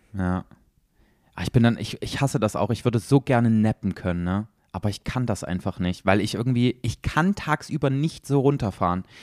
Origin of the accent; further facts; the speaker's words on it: Germany; für uns als Deutsche